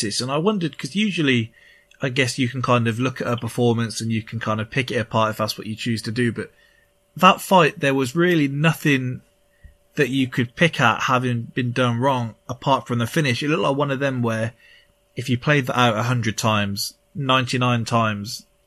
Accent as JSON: {"language": "English", "region": "England", "country": "United Kingdom", "said": "I'm English."}